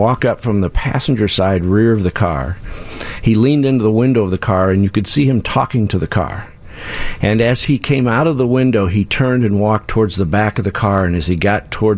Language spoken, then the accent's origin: English; Bloomington, Illinois, United States; moved away as an adult; now in Chicago, United States; I grew up in Bloomington, Illinois. Live in Chicago now